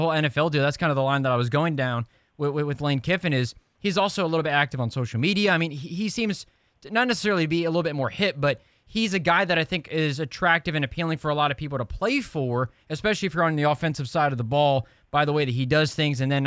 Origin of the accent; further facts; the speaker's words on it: Indiana, United States; I'm from the Midwest, from Indiana